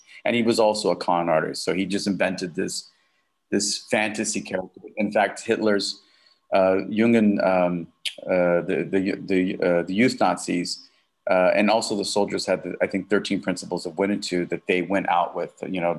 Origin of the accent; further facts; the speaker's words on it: Southern US, United States; I grew up in the South, you know, I was, you know, had a slight little twang that I got rid of.